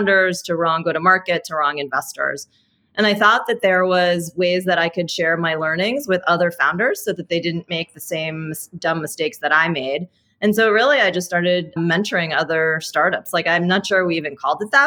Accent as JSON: {"language": "English", "town": "New York City", "region": "New York", "country": "United States", "tie": "born or raised there", "said": "I'm actually born and raised in New York City"}